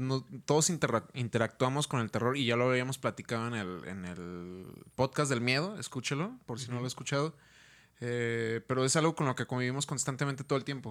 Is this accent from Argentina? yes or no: no; Mexico; somos mexicanos